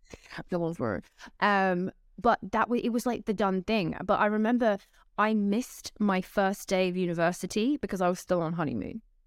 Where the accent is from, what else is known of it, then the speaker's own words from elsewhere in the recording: London, United Kingdom; I'm from London, England, and my parents met at, they were both teachers at a Christian school in London